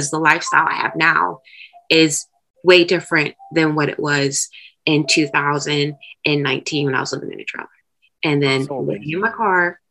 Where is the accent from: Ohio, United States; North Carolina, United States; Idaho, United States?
Ohio, United States; moved away; I'm originally from Ohio